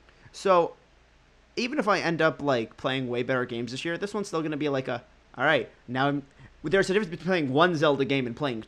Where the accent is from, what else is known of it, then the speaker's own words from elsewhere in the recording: United Kingdom; You know, I'm British, so I naturally sound like a better actor.